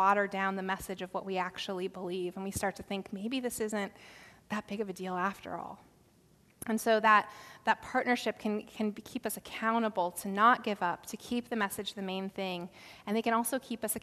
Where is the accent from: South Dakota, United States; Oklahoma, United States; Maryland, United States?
South Dakota, United States; I grew up in South Dakota